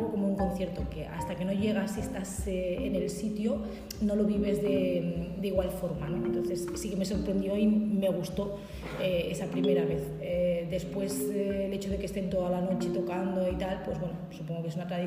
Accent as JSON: {"language": "Spanish", "region": "Aragon", "country": "Spain", "said": "yo de donde vengo, pues eso que a veces comentas y dices, pues mira, está dentro de la ruta del tambor y el bombo y la gente se ya le suena o le dices, pues es como eh, romper la hora en Calanda, pues nosotros estamos dentro de ese grupo"}